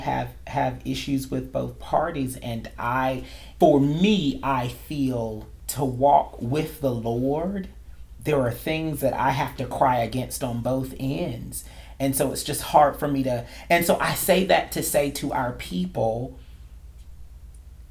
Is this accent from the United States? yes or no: yes; North Carolina, United States; moved away; in Raleigh, North Carolina, the capital of my home state